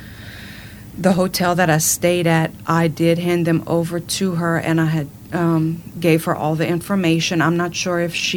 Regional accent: Cajun, Louisiana, United States; I am proud to be called a Cajun

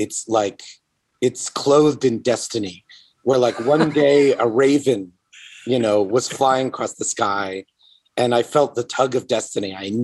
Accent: Atlanta, Georgia, United States; I grew up in Atlanta reading Marvel comics.

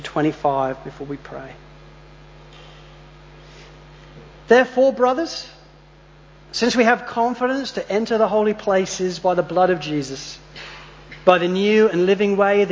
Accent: Spalding, East Midlands, United Kingdom; now in Australia; when we were kids growing up in Spalding

